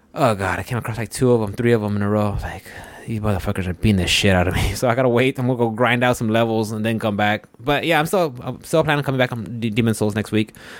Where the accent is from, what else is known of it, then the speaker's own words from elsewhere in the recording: Houston, Texas, United States; I'm from Houston